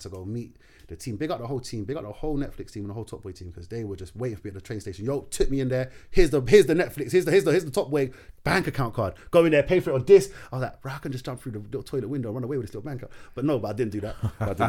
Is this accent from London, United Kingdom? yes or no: yes; London, United Kingdom; first language Darija (Moroccan Arabic); Growing up, I'm from Kenzo